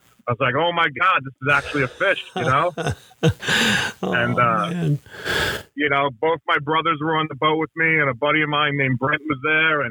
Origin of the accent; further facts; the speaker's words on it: Long Island, New York, United States; I grew up on Long Island, still live on Long Island